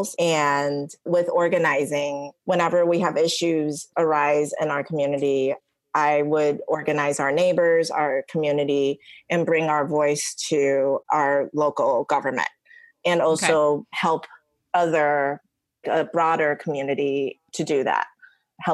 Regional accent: Niles, Illinois, United States; also born or lived in Taiwan / Michigan; now in Chicago, United States; I came to the States from Taiwan when I was 9, and I grew up in the suburbs in Niles with my mom and brothers

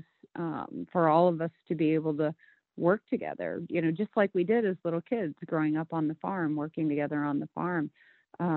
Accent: rural Illinois, United States; everything that I had done throughout my childhood was preparing me to leave rural America

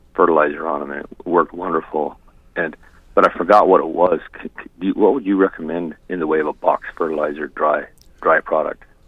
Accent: Haines, Alaska, United States; I'm from Haines.

